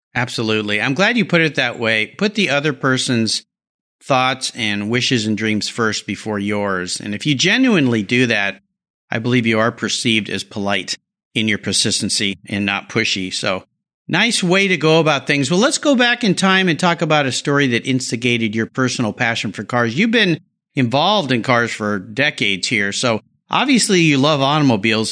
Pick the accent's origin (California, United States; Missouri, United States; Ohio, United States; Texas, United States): California, United States; La Jolla; I grew up in La Jolla